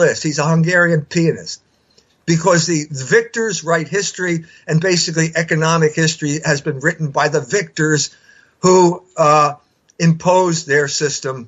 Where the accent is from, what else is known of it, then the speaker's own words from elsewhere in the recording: United States; I'm an American because my German ancestors couldn't make any money over there